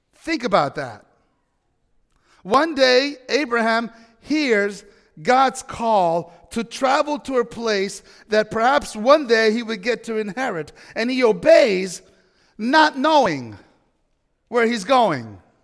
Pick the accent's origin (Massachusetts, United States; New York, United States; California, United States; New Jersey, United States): New York, United States; moved away as an adult; now in Washington State, United States; I'm a New Yorker. I'm an East Coast guy